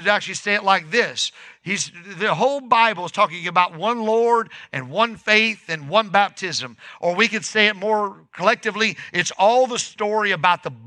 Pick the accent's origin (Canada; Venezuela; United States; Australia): United States; Northern Indiana; moved away as an adult; now in Southern Illinois, United States; I grew up in Northern Indiana